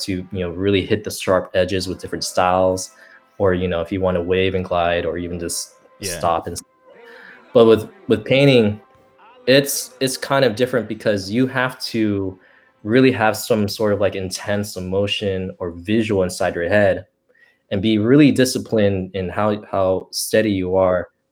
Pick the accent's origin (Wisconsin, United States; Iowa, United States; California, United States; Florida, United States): California, United States; Bay Area; that's my hometown in the Bay Area